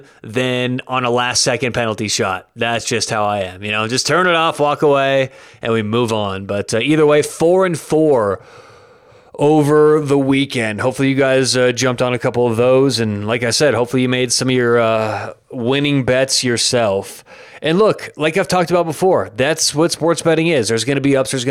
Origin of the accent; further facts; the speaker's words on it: Denver, Colorado, United States; I'm from Denver, Colorado